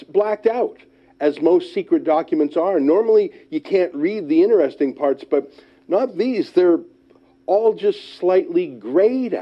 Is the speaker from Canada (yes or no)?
yes; Canada; I'm a Canadian journalist and author.